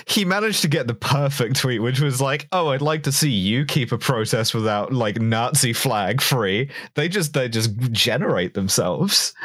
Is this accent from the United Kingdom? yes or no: yes; England, United Kingdom; as an English woman